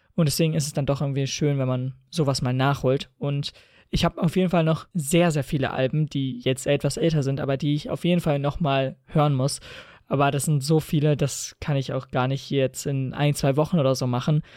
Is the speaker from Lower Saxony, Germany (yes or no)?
yes; Lower Saxony, Germany; bei uns in Niedersachsen jetzt bald Landtagswahlen sind